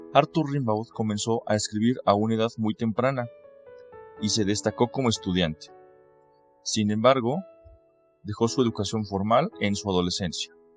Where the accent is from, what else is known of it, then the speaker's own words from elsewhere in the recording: Mexico; Soy mexicano y soy consultor jurídico y docente